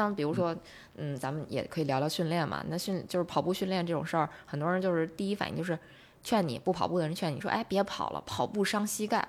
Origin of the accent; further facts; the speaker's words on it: China; 是我们中国人